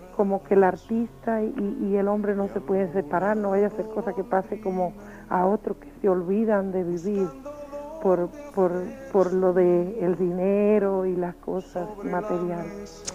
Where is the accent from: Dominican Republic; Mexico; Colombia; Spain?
Dominican Republic; also born or lived in Manhattan, New York; now in New York, United States; Yo soy originalmente de la tierra del merengue